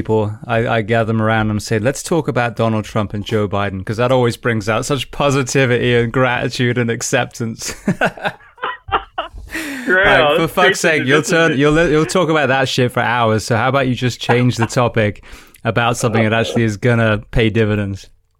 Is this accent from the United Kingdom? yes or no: yes; England, United Kingdom; moved away; also born or lived in Anaheim; I always said the good thing about being English is there were so many British nicknames